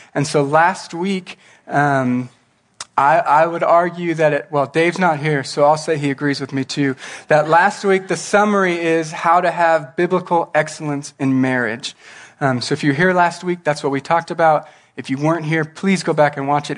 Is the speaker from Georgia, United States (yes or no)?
no; Norwalk, California, United States; I grew up in a small town called Norwalk